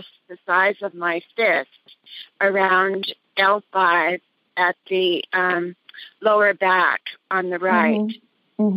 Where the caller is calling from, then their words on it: Cambria, California, United States; I'm calling from Cambria, California